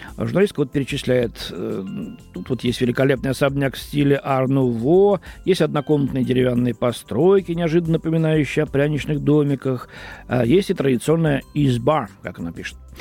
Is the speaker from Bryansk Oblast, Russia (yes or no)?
no; Moscow, Russia; как москвич